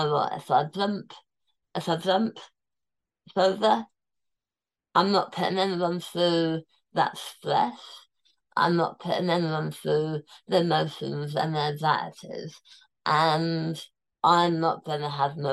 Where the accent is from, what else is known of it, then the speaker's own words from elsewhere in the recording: London, United Kingdom; I was born in Tooting. So I was born in that hospital 39 years before